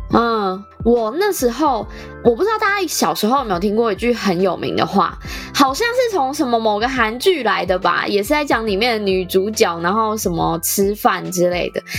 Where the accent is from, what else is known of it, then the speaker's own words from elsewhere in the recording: Taichung, Taiwan; 我是台中人